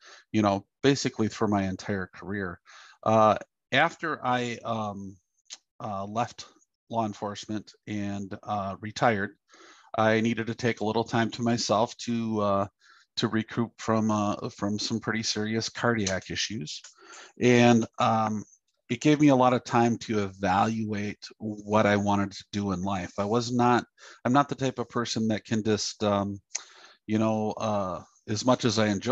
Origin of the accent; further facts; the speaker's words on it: Black River Falls, Wisconsin, United States; my hometown of Black River Falls, Wisconsin